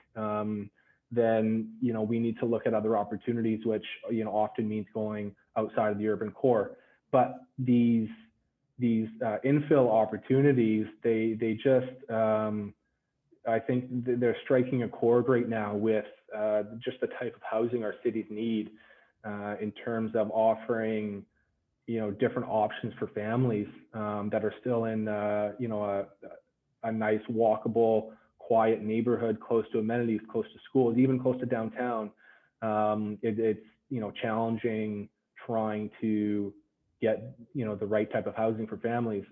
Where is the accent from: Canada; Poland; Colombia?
Canada; Victoria, British Columbia; I'm born and raised in Victoria